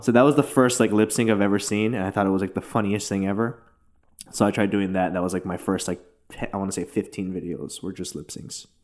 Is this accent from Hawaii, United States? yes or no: yes; Hilo, Hawaii, United States; now in Los Angeles, United States; I grew up in Hilo, Hawaii, super small town on the Big Island